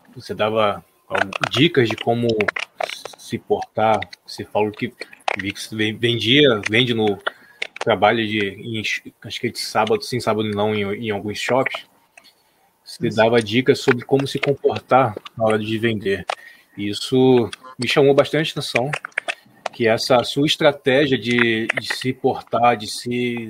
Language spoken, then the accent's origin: Portuguese; Nova Iguaçu, Rio de Janeiro, Brazil; Nós também somos do Rio, né? Eu sou aqui de Nova Iguaçu